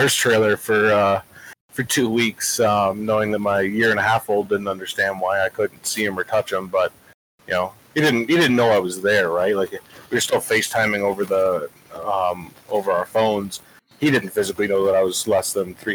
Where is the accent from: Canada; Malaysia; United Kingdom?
Canada; moved away as an adult; now in Oklahoma, United States; I'm a Canadian citizen. I'm down here on a student visa.